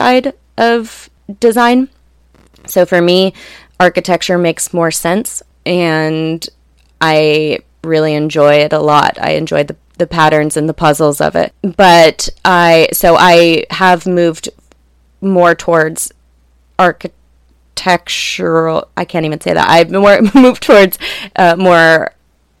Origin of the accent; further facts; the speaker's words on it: La Jolla, California, United States; Growing up in La Jolla